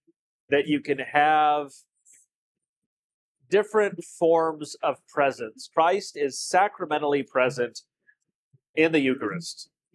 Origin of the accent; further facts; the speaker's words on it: Scotland, United Kingdom; I think that naturally means I'm allowed to own you. As a Scot.